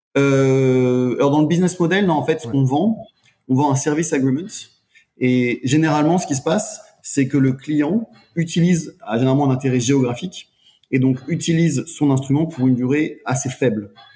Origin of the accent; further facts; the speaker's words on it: France; moved away; je suis français